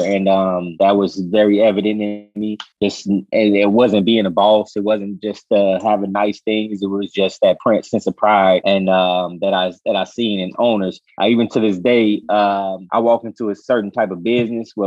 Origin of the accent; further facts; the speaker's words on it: Chicago, Illinois, United States; I'm from the west side originally. I was born and raised, but I went to school up north in Von Steuben High